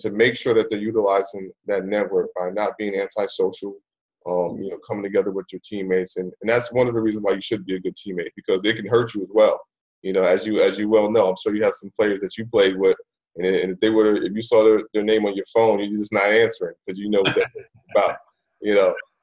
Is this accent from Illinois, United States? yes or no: no; New Jersey, United States; moved away as an adult; also born or lived in Buffalo, New York / North Florida; I live right there in Jersey.